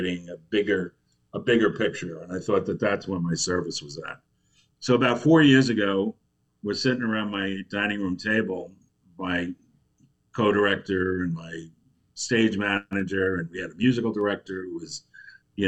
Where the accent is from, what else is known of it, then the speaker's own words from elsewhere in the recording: Oakdale, New York, United States; moved away as an adult; now in Texas, United States; I was an altar boy in The Sound of Music in Oakdale, New York, when I was 9 years old